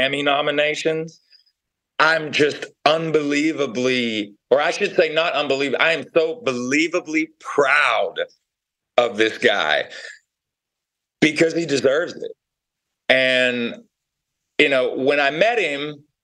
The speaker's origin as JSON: {"language": "English", "town": "Knoxville", "region": "Tennessee", "country": "United States", "said": "I'm from Knoxville, Tennessee."}